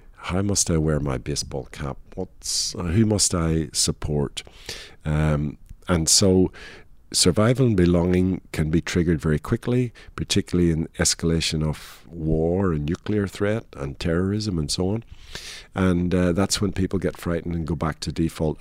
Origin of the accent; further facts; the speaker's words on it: Northern Ireland, United Kingdom; moved away as an adult; the product of twenty-five years growing up in Northern Ireland